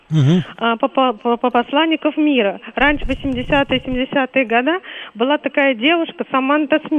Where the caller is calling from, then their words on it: Moscow, Russia; я из Москвы.